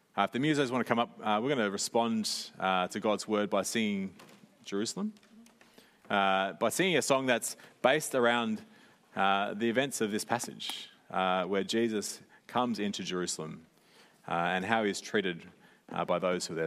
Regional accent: Sydney, New South Wales, Australia; growing up in Sydney

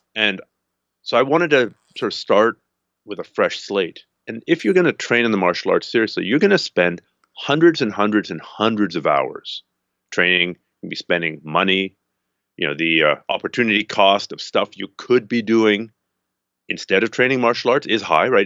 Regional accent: Canada; I'm a Canadian

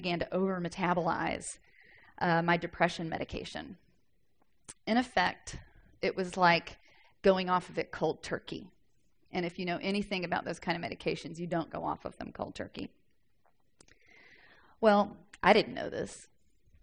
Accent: the South, United States; I'm from the South. We talk like that sometimes.

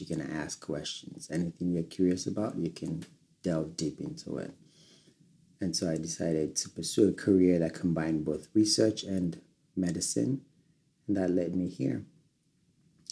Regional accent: Nigeria; moved away as an adult; now in United States; I was born in Nigeria, one of two children.

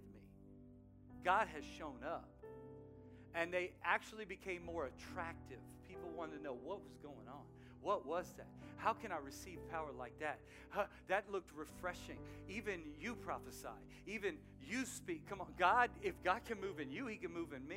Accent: outside New Orleans, South Louisiana, United States; Growing up in New Orleans, outside New Orleans, South Louisiana heat, I played a lot of soccer

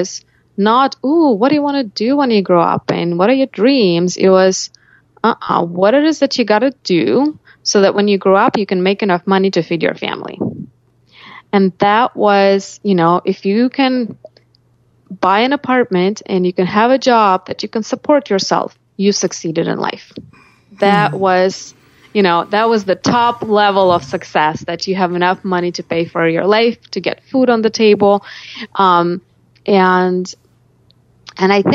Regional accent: Sergiev Posad, Moscow Oblast, Russia; moved away as an adult; now in United States; I grew up in Russia in a little town called Sergiev Posad that's about 60 miles from Moscow

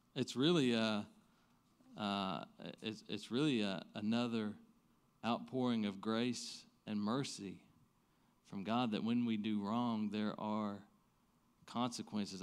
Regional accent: the Bible Belt, Southern United States, United States; growing up in the Bible be-, Belt

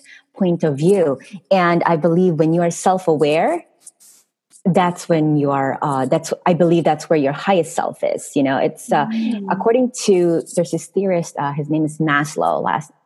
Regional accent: Philippines; moved away as an adult; I'm from Philippines

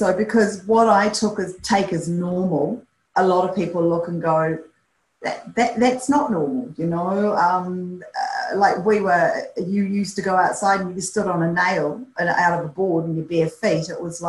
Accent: New Zealand; I grew up on a dairy and beef farm, so basically landlocked, but my dad was an incredible fisherman, loved fishing, and every summer holiday we were taken to the North Island, the Coromandel coastline

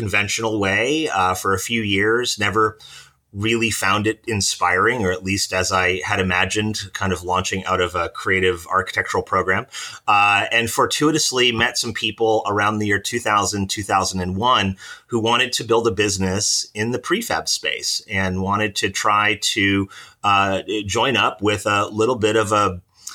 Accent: Pennsylvania, United States; I grew up in Pennsylvania amongst a family of physicians and social workers.

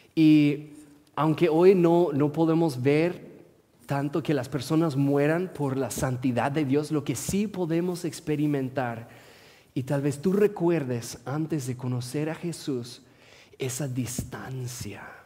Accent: Portland, Oregon, United States; Spanish is a second language; also born or lived in Morelia, Michoacán, Mexico; Soy oriundo de Portland

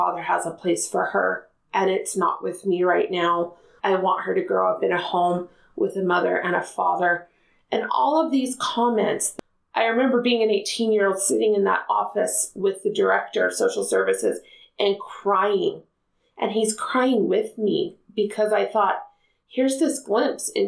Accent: Spanish Fork, Utah, United States; I grew up in Spanish Fork, Utah, and still live in Spanish Fork, Utah

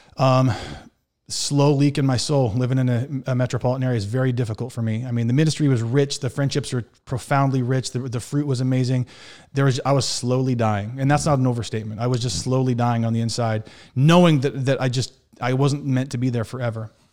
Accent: Montana, United States; moved away as an adult; also born or lived in Waupaca, Wisconsin / Milwaukee, Wisconsin; I was born and raised in Montana

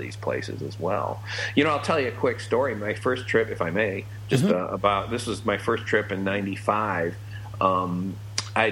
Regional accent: United States; I'm an American

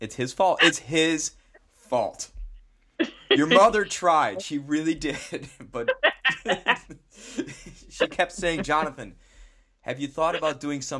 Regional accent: New York, United States; both products of New York Public Schools, Regents diploma.

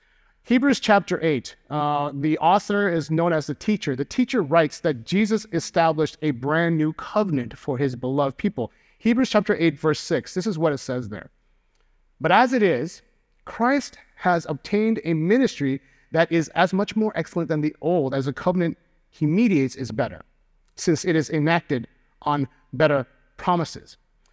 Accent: Chicago, Illinois, United States; So for example, being a Chicagoan, I have community with everyone who understands that the best pizza in the world is Chicago deep dish. Being a Korean American, I have community with people who have that shared immigrant childhood experience.

